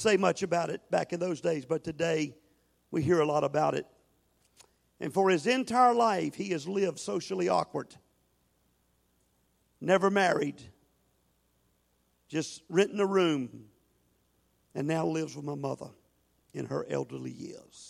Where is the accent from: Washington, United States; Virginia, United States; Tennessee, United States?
Virginia, United States; Norfolk; I grew up in alcoholism in Norfolk, Virginia.